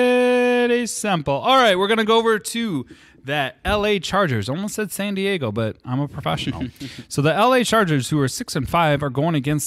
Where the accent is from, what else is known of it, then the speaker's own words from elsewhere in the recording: England, United Kingdom; I'm English, bro.